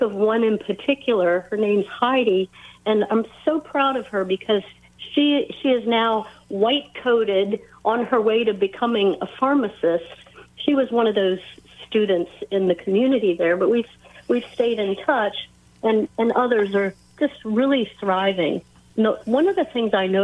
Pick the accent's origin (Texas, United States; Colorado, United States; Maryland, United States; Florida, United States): Maryland, United States; Frederick; I grew up here in Frederick